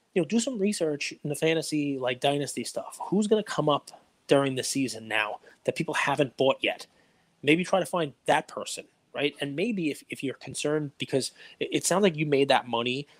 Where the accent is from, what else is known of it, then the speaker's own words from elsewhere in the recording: New York City, New York, United States; I grew up in Staten Island